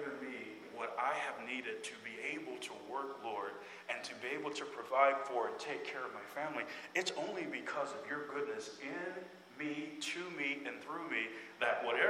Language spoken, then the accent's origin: English; United States; As American believers